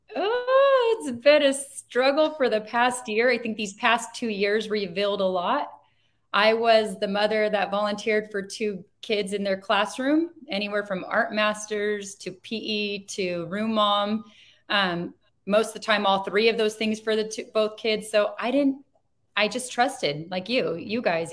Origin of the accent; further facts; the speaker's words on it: Chino, California, United States; I grew up in Chino Valley. I was born in Chino Hospital